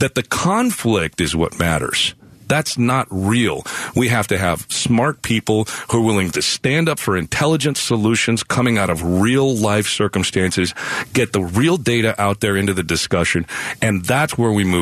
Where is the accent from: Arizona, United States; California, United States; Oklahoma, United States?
Arizona, United States; Nogales; I grew up in Nogales on Santa Cruz County